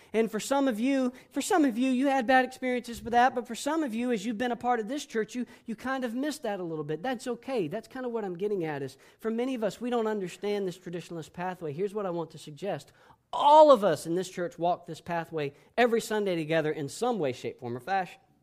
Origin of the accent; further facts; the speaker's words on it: Panama City, Florida, United States; moved away; I spent years growing up in Panama City, Florida